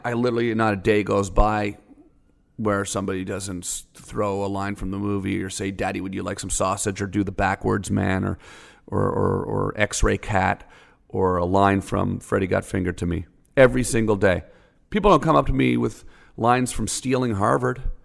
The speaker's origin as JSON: {"language": "English", "country": "Canada", "moved": "as an adult", "lives_now": "United States", "said": "I'm a Canadian"}